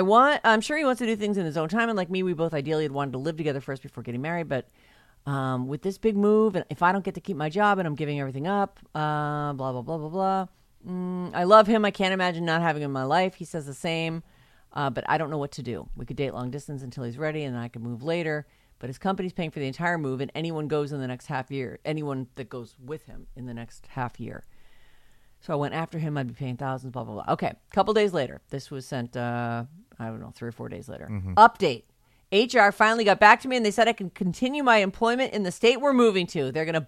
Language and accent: English; San Francisco, California, United States; I was born and raised in San Francisco. All my friends and family are here. All of us born in San Francisco for generations.